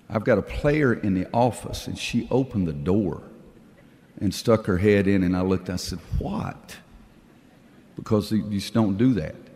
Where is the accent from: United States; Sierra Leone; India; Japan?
United States; the South; and I'm from the South, so guy means boy or girl